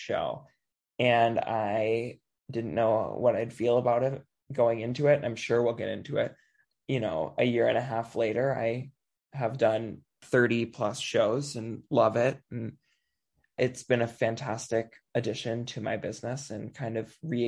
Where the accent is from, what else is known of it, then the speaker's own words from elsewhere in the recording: Anoka, Minnesota, United States; I grew up in Anoka, Halloween capital of the world